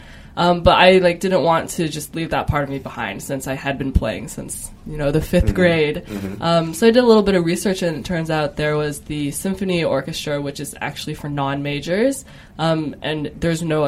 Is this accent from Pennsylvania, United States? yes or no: no; Chandler, Arizona, United States; moved away as an adult; now in Los Angeles, United States; I'm from Chandler, Arizona.